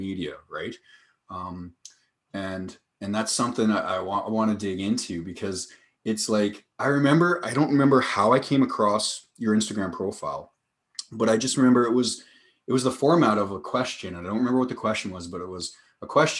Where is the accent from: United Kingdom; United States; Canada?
Canada; we're both from Canada